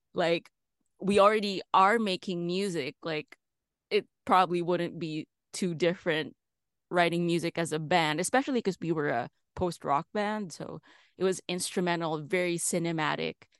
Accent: Philippines; moved away as an adult; now in Los Angeles, United States; I'm from the Philippines originally, so I started there

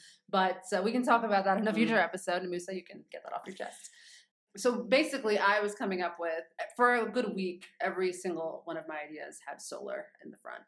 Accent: United States; moved away as an adult; now in Nairobi, Kenya; being an American of African origin and African parentage, and now being on the continent, actually living here day to day

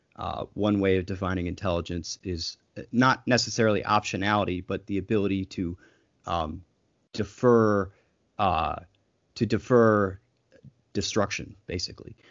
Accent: United States; as an American

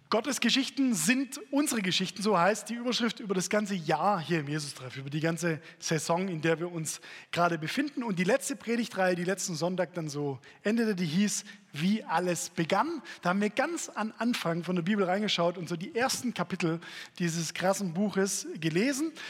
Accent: Stuttgart, Baden-Württemberg, Germany; als Stuttgarter Junge

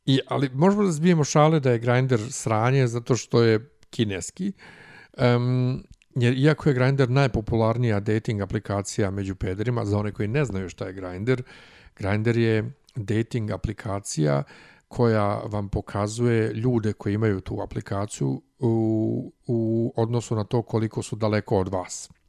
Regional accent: Serbia; ovde kod nas u Srbiji

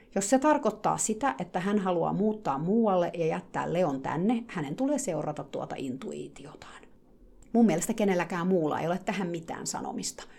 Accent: Finland; now in United States; Mä oon Suomesta

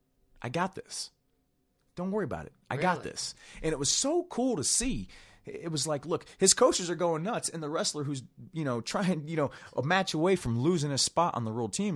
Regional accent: Ohio, United States; We grew up in Ohio and all that kind of stuff.

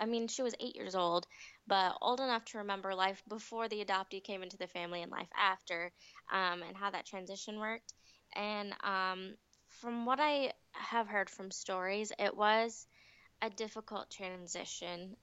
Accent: United States; also born or lived in Ahmednagar, India; I was surrounded by um, American people and white people, and um, mm-hmm. I felt American.

